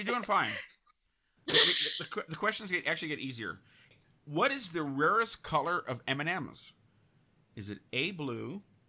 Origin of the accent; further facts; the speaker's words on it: Connecticut, United States; Connecticut, my home state.